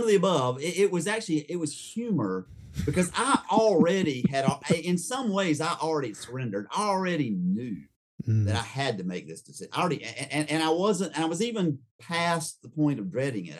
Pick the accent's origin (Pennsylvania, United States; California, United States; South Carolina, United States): South Carolina, United States; Rock Hill; also born or lived in Charleston, South Carolina; I was born in 67 in Charleston, South Carolina, but moved in 69 to Rock Hill, South Carolina